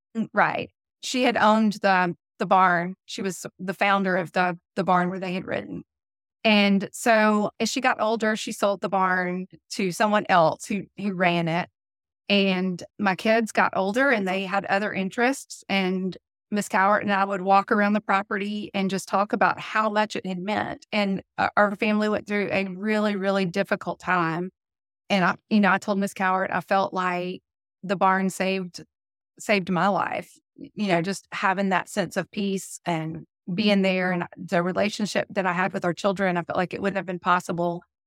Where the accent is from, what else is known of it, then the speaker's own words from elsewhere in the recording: Birmingham, Alabama, United States; accent: southern; I was born in Birmingham, Alabama. I've lived here my entire life